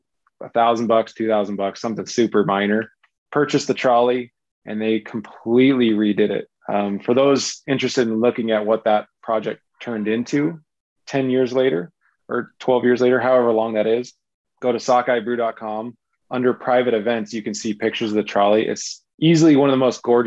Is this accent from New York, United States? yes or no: no; Southern Utah, United States; I grew up in Southern Utah